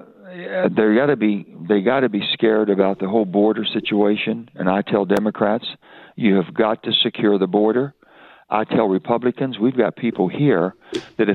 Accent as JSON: {"language": "English", "region": "West Virginia", "country": "United States", "said": "I'm an American first. I'm a West Virginian second."}